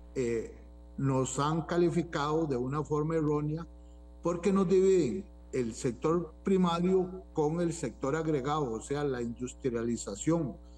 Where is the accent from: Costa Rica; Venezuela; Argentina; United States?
Costa Rica; uno que es eh, tico